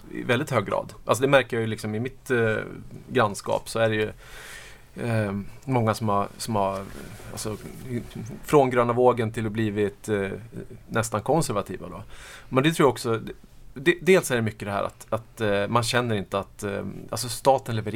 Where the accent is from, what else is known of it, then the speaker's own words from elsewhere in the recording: Norrland, Sweden; Uh, ja, alltså jag har ju flyttat runt jättemycket. Jag är norrlänning ursprungligen.